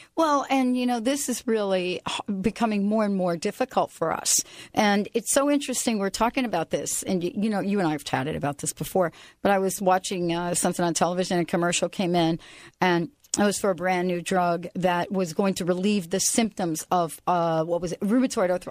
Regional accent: New Jersey, United States; now in Pacific Northwest, United States; I'm also from New Jersey

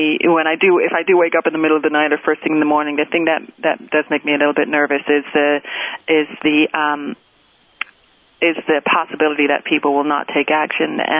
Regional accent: Canada; born or raised there; moved away as an adult; also born or lived in United States; now in New York, United States

